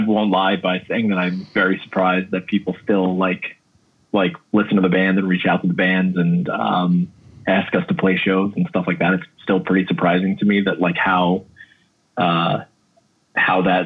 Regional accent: Williston Park, New York, United States; also born or lived in Queens, New York; my parents moved to Williston Park, which is right by Mineola in Nassau County, when I was in kindergarten going into first grade

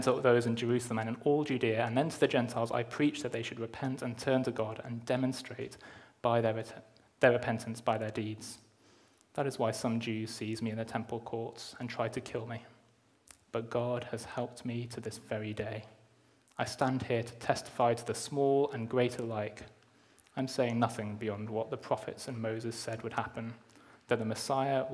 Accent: Durham, North East England, United Kingdom; now in Cheltenham, United Kingdom; where I grew up in Durham

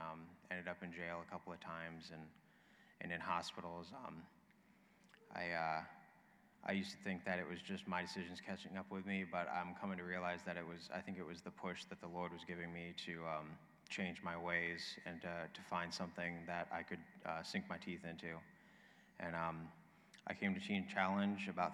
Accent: Springfield, Virginia, United States; moved away as an adult; also born or lived in Pennsylvania; I was born and raised in Springfield, Virginia, outside of Washington, D.C.

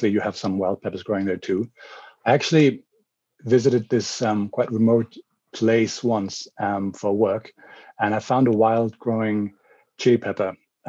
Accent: Germany; English is a second language; So I'm calling in from Germany at the moment. I travel a lot, so I haven't really lived in Germany much more than a year, even though I'm German.

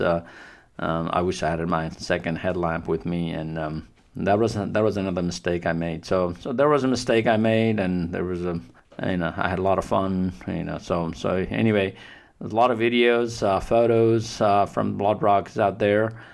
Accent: Nepal; now in United States; I'm from Nepal

